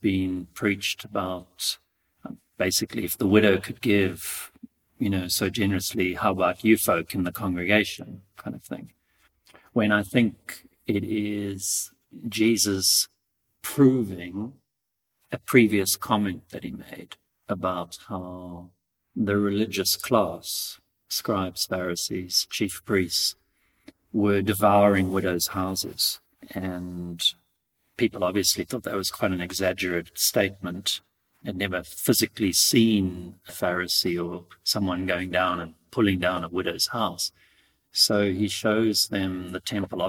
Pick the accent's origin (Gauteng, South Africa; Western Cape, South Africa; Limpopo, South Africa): Western Cape, South Africa; Cape Town; I'm from Cape Town, South Africa